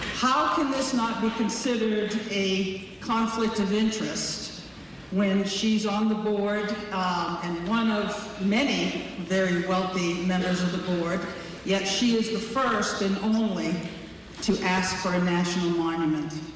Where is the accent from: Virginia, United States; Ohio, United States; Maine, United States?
Maine, United States; Sherman Station; also born or lived in Island Falls, Maine; I was born in Island Falls, Maine, and spent my early childhood in Sherman Station